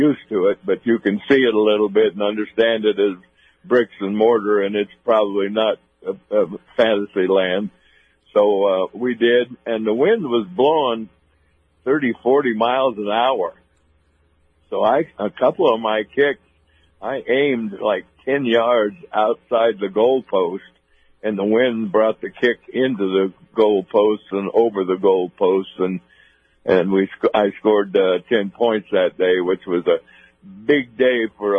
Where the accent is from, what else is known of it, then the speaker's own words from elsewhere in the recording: northern Idaho, United States; I came from Idaho. Right. And played at the University of Idaho and grew up in northern Idaho in a little town of about 3,000 people